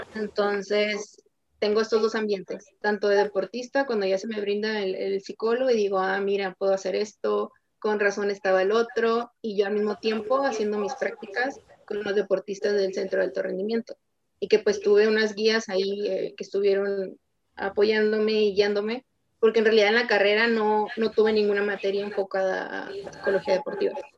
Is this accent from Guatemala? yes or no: no; Tijuana, Baja California, Mexico; also born or lived in Nuevo León; yo soy de Tijuana, soy de Tijuana, Baja California